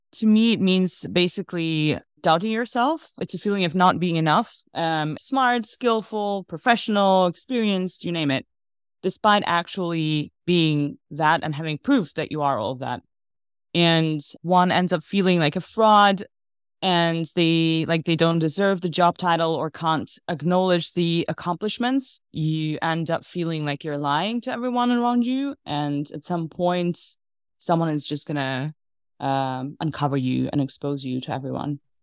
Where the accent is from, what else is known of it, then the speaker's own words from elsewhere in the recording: Russia; also born or lived in Armenia; now in Amsterdam, Netherlands; Born and raised in Russia, originally Armenian